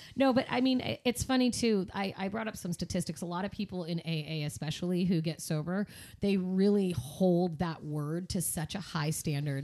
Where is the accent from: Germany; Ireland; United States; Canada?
United States; Seattle, Washington; I grew up in Seattle